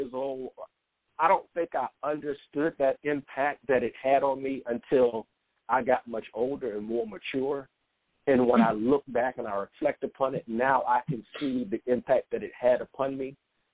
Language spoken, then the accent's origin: English; South Carolina, United States; I came back home to South Carolina